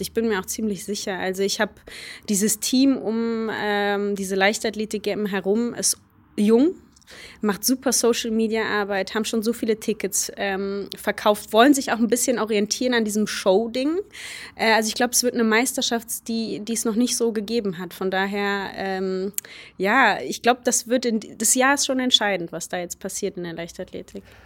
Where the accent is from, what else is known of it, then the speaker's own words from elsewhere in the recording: Germany; first language Polish; German is a second language; meine Eltern kommen aus Polen. Äh, ich bin in Deutschland aufgewachsen